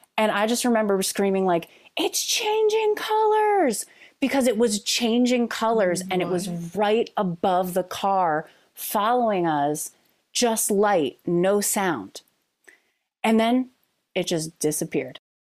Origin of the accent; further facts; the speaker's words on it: Bucks County, Pennsylvania, United States; I grew up in Bucks County